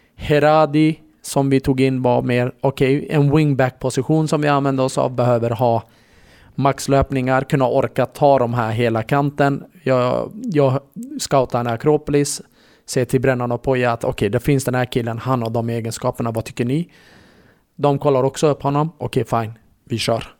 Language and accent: Swedish; Borlänge, Dalarna County, Sweden; also born or lived in Kurdish part of Turkey; jag är ju från Borlänge, eh, eller jag är kurd, jag är född i den kurdiska delen i Turkiet, eh, men jag är en dalmas